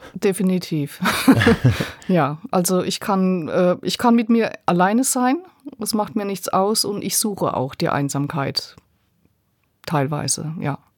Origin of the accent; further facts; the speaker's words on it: Rhineland-Palatinate, Germany; Bei uns in der Pfalz gibt es äh, viele, wir sagen Schlepper